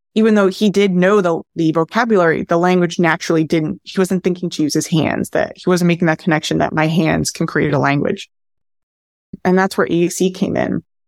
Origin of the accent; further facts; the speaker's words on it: New Jersey, United States; also born or lived in New York; I'm originally from New Jersey